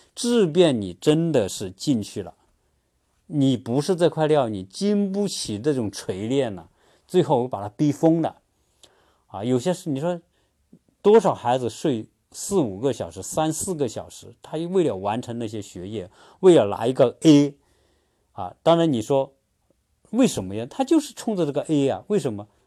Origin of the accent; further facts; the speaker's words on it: China; now in United States; 我们中国人